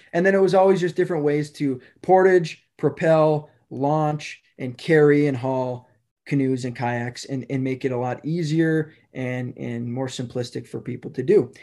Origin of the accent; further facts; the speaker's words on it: Hermantown, Minnesota, United States; I grew up in Hermantown, Minnesota